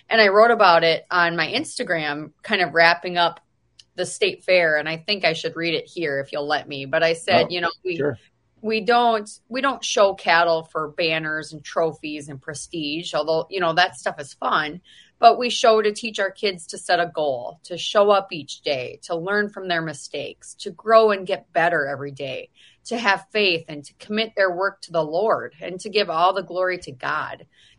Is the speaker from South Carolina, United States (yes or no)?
no; Mitchell, South Dakota, United States; I'm from Mitchell, South Dakota